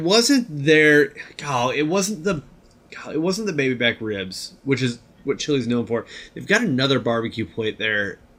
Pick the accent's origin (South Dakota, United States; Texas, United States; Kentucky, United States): South Dakota, United States; Sioux Falls; moved away; also born or lived in Lincoln, Nebraska; So I grew up in Sioux Falls. I spent time in other towns, but I lived in Lincoln, Nebraska for 14 years.